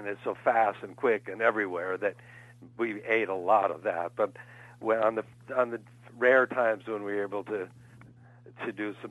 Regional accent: Minneapolis St. Paul, Minnesota, United States; it's my hometown

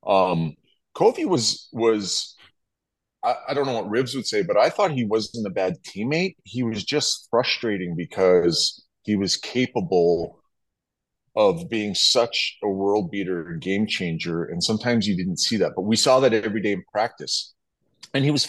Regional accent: Fishing Lake, Alberta, Canada; I come from Fishing Lake, Alberta. I come from nothing.

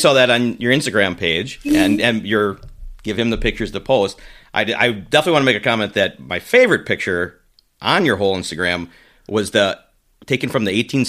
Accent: Wisconsin, United States; About a half hour from Green Bay.

